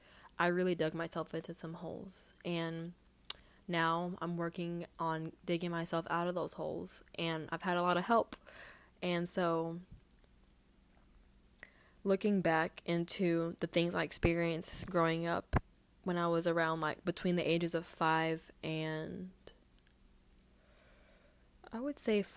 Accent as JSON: {"language": "English", "town": "Houston", "region": "Texas", "country": "United States", "tie": "born or raised there", "said": "I think that growing up in Houston was hard, and that was something I never understood"}